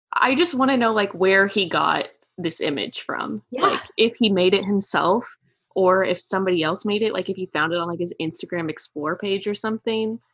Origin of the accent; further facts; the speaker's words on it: Kansas City, United States; I'm from Kansas City